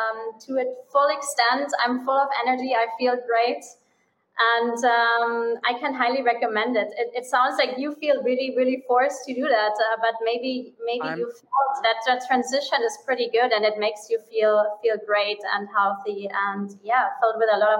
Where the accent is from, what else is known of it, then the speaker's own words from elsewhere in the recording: Munich, Bavaria, Germany; English is a second language; moved away as an adult; also born or lived in Miami / Bahamas; I'm originally from Germany. So I'm from Munich, from the famous beer town.